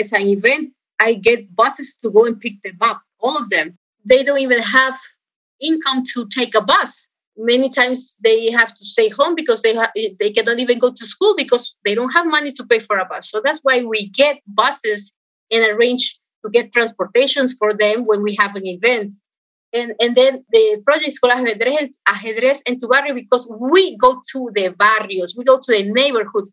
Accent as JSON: {"language": "English", "town": "Guayaquil", "region": "Guayas", "country": "Ecuador", "tie": "born or raised there", "also_born_or_lived": "Rhode Island, United States", "said": "I was born in this Rhode Island, and then after a few months or not even 1 year, I went to Ecuador. And I was raised in Ecuador."}